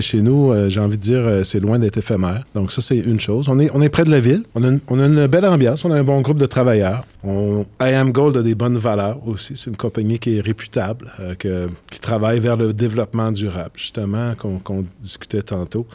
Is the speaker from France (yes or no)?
no; Quebec City, Quebec, Canada; moved away as an adult; je viens de la ville de Québec.